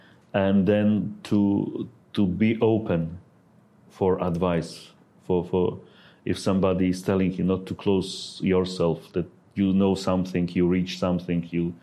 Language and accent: English; Transcarpathia, Zakarpattia Oblast, Ukraine; English is a second language; also born or lived in Kyiv / Kharkiv; now in Odesa, Ukraine; I was born in Transcarpathia Mountains, very west of Ukraine, very close to Slovak border. So this is my home there